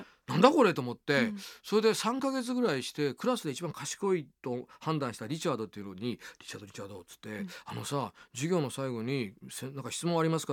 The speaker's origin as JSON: {"language": "Japanese", "town": "Niihama", "region": "Ehime", "country": "Japan", "moved": "yes", "lives_now": "Tokyo, Japan", "said": "僕 は愛媛県の新居浜ってとこ"}